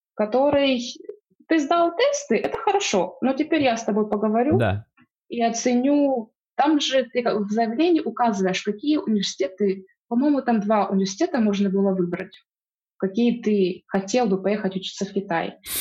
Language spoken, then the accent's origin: Russian; Donetsk Oblast, Ukraine; moved away as an adult; also born or lived in Luhansk; now in Wuhan, China; я сама из Донецкой области, из маленького города